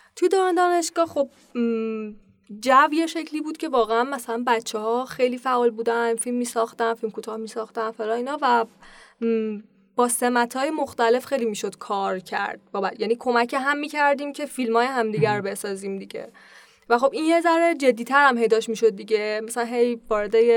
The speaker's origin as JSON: {"language": "Persian", "town": "Pakdasht", "region": "Tehran Province", "country": "Iran", "tie": "born or raised there"}